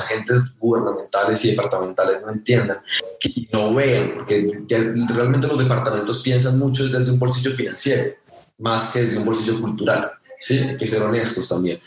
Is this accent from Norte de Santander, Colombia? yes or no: no; Sogamoso, Boyacá, Colombia; moved away as an adult; also born or lived in Los Angeles; yo soy de Sogamoso, Boyacá, crecí en el campo